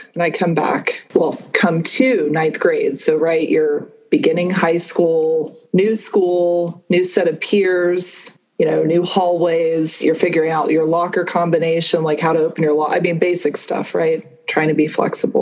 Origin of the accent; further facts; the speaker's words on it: Atlanta, Georgia, United States; also born or lived in Connecticut; I grew up outside of Atlanta, Georgia. I was born in Connecticut